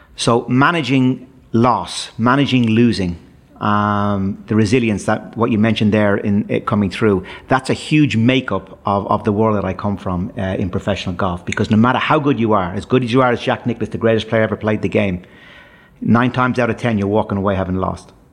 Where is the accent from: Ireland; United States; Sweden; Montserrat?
Ireland; Dublin, Leinster; my days growing up in Dublin